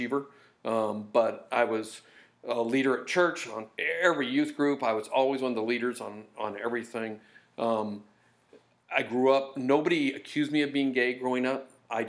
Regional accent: Long Beach, California, United States; We grew up in Long Beach, where we are right now.

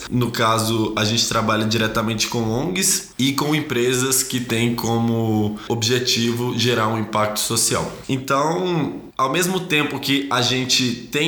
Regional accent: Minas Gerais, Brazil; moved away as an adult; now in São Paulo, Brazil; Não sou aqui de São Paulo, eu vim de Minas Gerais ano passado para estudar economia na USP.

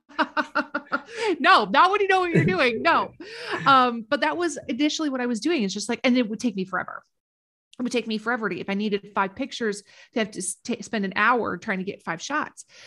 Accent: Minnesota, United States; moved away as an adult; also born or lived in Washington, D.C.; my hometown in Minnesota

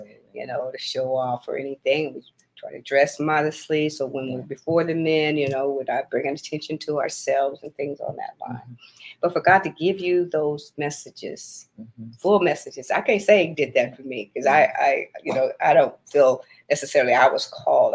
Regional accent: Battle Creek, Michigan, United States; I was born in Battle Creek, Michigan

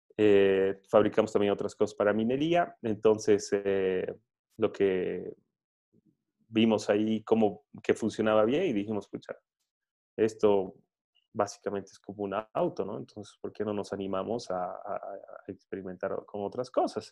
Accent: Bolivia; soy, soy boliviano

